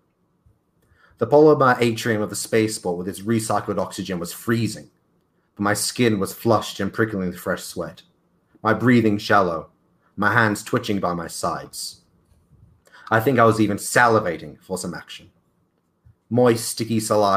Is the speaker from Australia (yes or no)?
yes; Australia; as an Australian